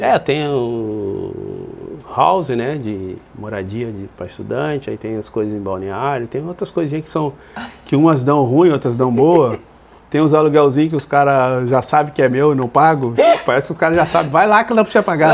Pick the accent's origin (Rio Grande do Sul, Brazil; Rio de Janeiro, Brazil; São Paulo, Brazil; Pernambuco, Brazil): Rio Grande do Sul, Brazil; Porto Alegre; eu saí da Restinga e fui morar lá embaixo da, na caverna, lá no Grêmio